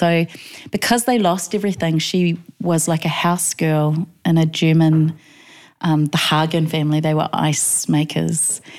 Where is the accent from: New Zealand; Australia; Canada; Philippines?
New Zealand; I was born in Aotearoa, and I've just been there actually. So it's kind of my father migrated when he was 18 from Tonga.